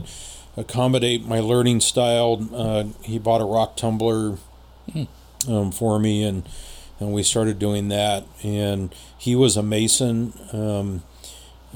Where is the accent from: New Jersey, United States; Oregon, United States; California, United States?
California, United States; San Jose; also born or lived in Los Angeles; the house that I grew up in San Jose